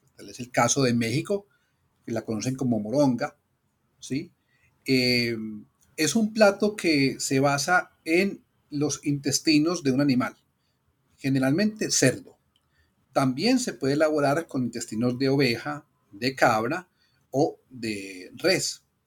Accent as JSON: {"language": "Spanish", "country": "Colombia", "said": "Como colombianos."}